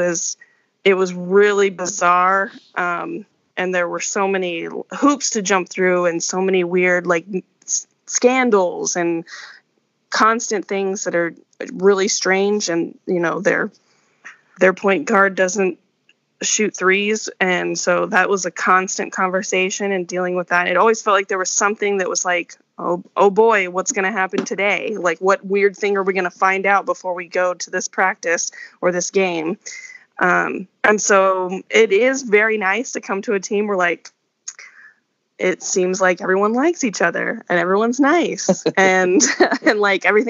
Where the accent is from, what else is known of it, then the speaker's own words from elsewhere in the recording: Paradise, California, United States; also born or lived in Philadelphia; now in Utah, United States; I'm from California. I'm from a small town in California, Paradise